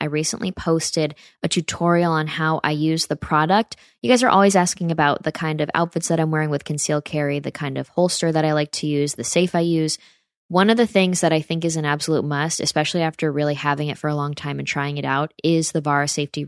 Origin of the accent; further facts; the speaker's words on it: upstate New York, United States; my hometown in upstate New York